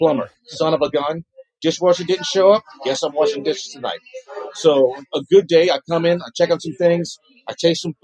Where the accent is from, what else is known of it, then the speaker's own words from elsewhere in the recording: Lafayette, Louisiana, United States; moved away as an adult; now in New Orleans, United States; I'm from the Lafayette area.